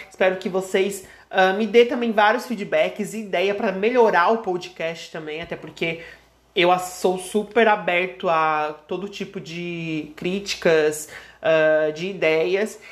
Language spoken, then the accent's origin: Portuguese; Criciúma, Santa Catarina, Brazil; sou de Criciúma, Santa Catarina